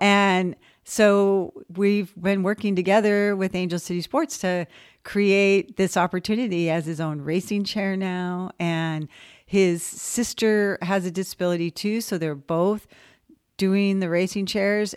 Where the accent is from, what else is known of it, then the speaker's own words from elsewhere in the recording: West Covina, California, United States; moved away as an adult; I was a non-disabled kid growing up in West Covina